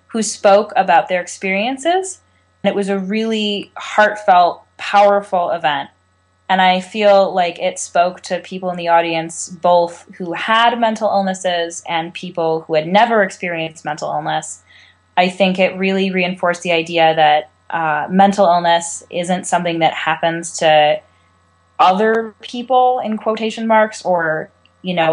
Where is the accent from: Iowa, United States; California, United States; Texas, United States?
California, United States; I'm 20 years old. I'm from California.